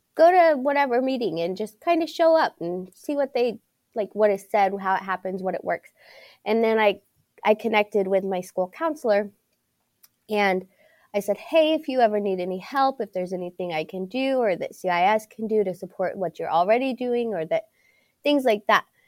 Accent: Pittsburgh, Pennsylvania, United States; I was born and raised in Pittsburgh, and, um, so I went through Pittsburgh school systems

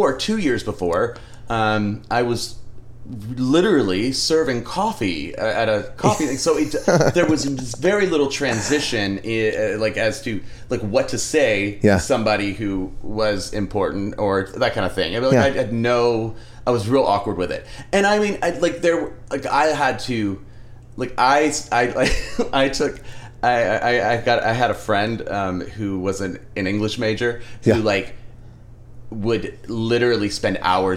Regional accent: Maryland, United States; moved away as an adult; now in Nashville, United States; I grew up in Maryland

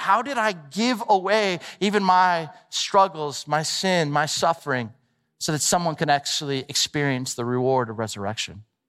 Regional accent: Southern California, United States; I grew up in Southern California

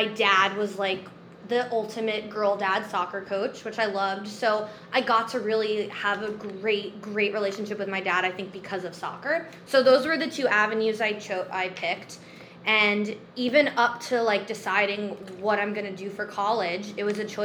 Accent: New York City, New York, United States; also born or lived in Los Angeles; born and raised in Forest Hills, Queens

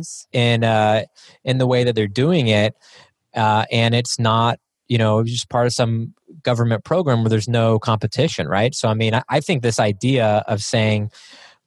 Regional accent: Texas, United States; I grew up in Texas, so it's in my upbringing

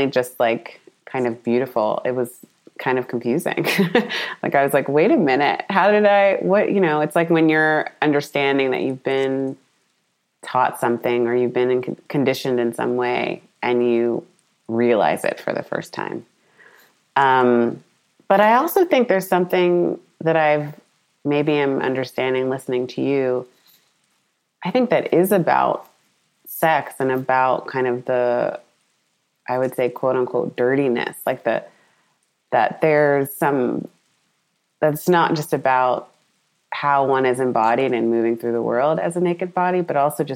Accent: United States; my family and cousins in Ghana, and then me being American

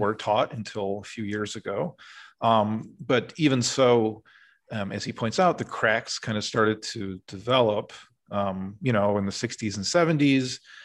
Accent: Urbandale, Iowa, United States; moved away; I grew up in Iowa

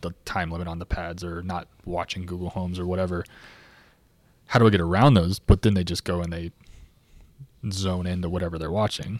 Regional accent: Clermont, Florida, United States; now in Lakeland, United States; Born and raised in Claremont.

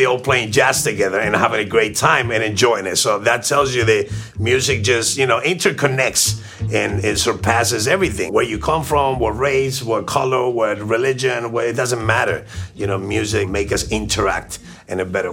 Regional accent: Argentina; now in Miami, United States; My family's Russian and German. I was born in Argentina

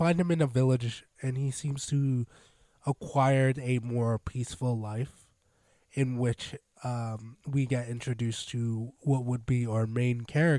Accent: United States; I'm definitely an American.

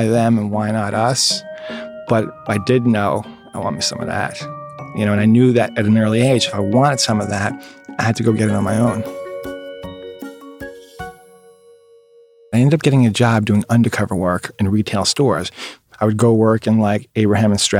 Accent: New York City, New York, United States; We grew up in Inwood, uptown, on 207th and Vermilia

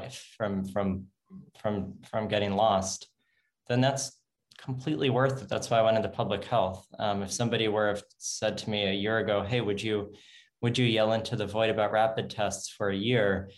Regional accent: United States; I'm American. I live in the United States

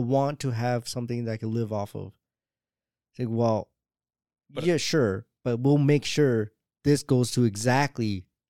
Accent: Jamaica; That it's really hard to really say. I'm Jamaican.

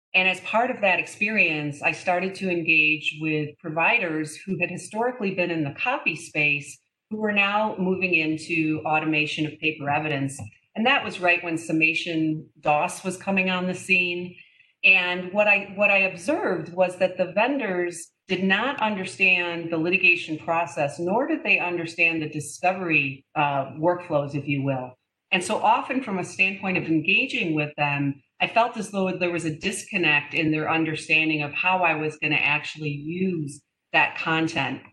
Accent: Detroit, Michigan, United States; moved away; I am from Detroit originally

